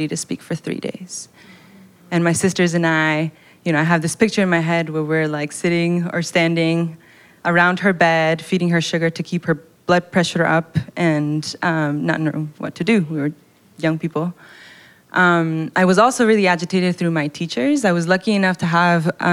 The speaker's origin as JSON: {"language": "English", "town": "Quito", "region": "Pichincha", "country": "Ecuador", "tie": "born or raised there", "moved": "yes", "said": "I was born and raised in Quito, Ecuador, which is in South America"}